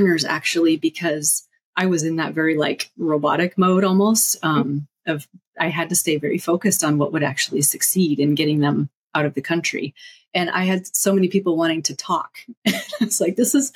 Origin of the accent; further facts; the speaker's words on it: United States; moved away; also born or lived in Afghanistan; I'm American, but that's the only tie to the US